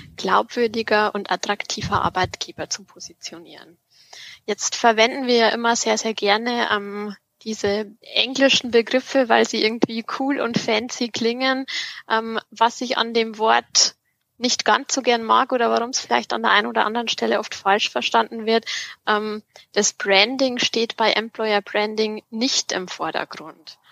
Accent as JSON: {"language": "German", "area": "district of Freyung-Grafenau", "region": "Bavarian Forest", "country": "Germany", "tie": "born or raised there", "said": "das ist auch die Region, ähm, wo ich aufgewachsen bin ähm, und was so meine Heimat ist"}